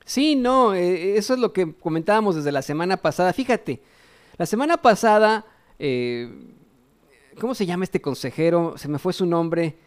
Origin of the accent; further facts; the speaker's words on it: Mexico; nosotros como mexicanos